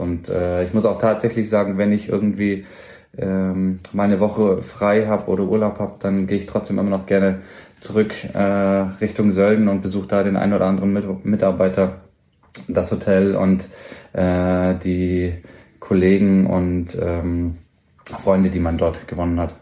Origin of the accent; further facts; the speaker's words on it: Ulm, Baden-Württemberg, Germany; moved away as an adult; also born or lived in Mannheim; now in Augsburg, Germany; ich bin gebürtig aus Ulm, äh, deswegen da ja auch die Ausbildung